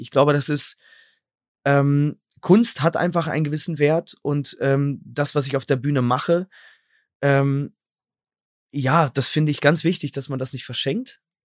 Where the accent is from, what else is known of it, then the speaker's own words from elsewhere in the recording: Sendenhorst, North Rhine-Westphalia, Germany; in meiner Stadt Sendnos, wo ich herkomme